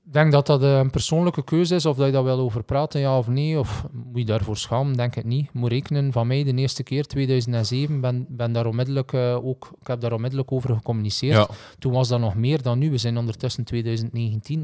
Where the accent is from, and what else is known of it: Belgium